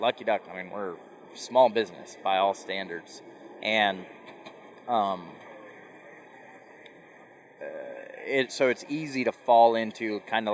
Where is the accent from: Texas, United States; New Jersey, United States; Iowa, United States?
Iowa, United States; Central; moved away as an adult; also born or lived in South Dakota; I grew up in Iowa